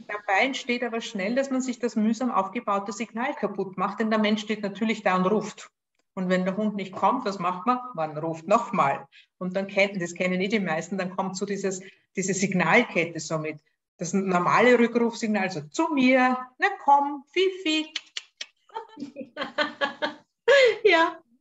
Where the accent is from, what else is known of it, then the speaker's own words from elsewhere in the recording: Austria; accent: Austrian; Lebe in Österreich, was fürs Online-Training egal ist, außer dass man es an meinem Akzent vielleicht hört